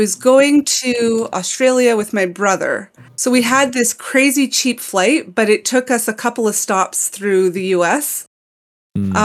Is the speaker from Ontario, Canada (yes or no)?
no; Montreal, Quebec, Canada; accent: Montreal English; in Montreal, we're very multicultural, and when we speak English, we tend to enunciate our words a lot